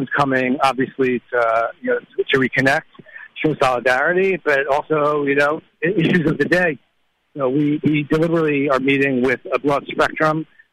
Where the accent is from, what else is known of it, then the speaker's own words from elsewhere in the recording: Boston, Massachusetts, United States; my hometown in Boston